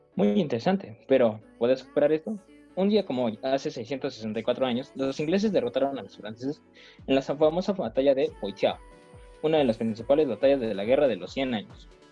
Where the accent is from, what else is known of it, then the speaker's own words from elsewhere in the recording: Mexico; Como todo mexicano